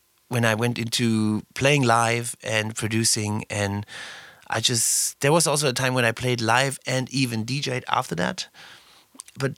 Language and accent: English; Southern Germany, Germany; English is a second language; moved away as an adult; now in Berlin, Germany; I was raised in South Germany